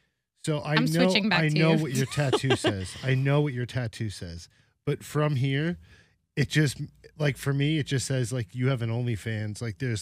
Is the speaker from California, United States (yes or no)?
no; New York City, New York, United States; also born or lived in Ozone Park / Maspeth / Ridgewood / Glendale; I was born and raised in the city.